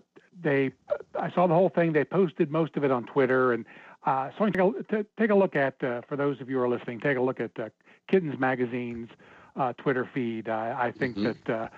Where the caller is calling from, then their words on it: Cincinnati, Ohio, United States; from Cincinnati.